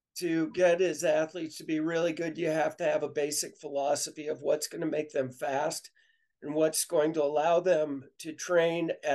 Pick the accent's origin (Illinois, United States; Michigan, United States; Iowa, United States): Illinois, United States; Western; And so I grew up in Western Illinois.